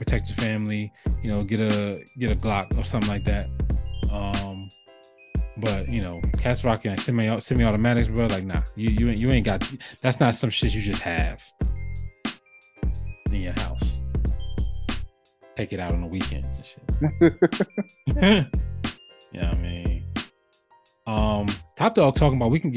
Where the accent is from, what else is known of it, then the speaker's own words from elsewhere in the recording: New Jersey, United States; moved away as an adult; growing up in Jersey, we don't have a lot of guns around